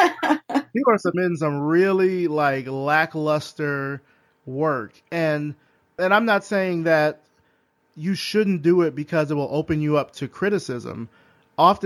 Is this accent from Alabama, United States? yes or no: yes; Selma, Alabama, United States; I'm from Selma. So we're kind of in like two different parts of the state, but both from Alabama